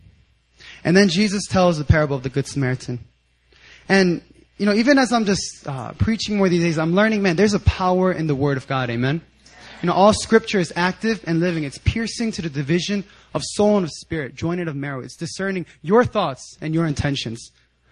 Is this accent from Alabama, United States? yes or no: no; 10 minutes outside of Philadelphia, Pennsylvania, United States; I grew up 10 minutes right outside of Philadelphia.